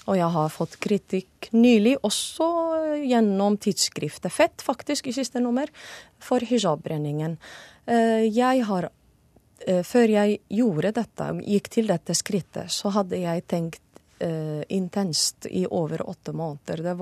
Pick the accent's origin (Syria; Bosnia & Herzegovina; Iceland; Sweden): Syria; Det er det fortsatt i mange muslimske land, eller de fleste. Og det er det i Syria, hjemlandet mitt, også fortsatt den dag i dag.